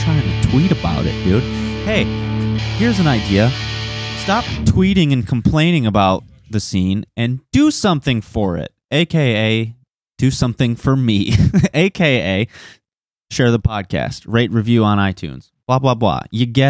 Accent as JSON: {"language": "English", "town": "Fenton", "region": "Michigan", "country": "United States", "tie": "born or raised there", "also_born_or_lived": "Linden, Michigan", "said": "I grew up in Fenton. Linden"}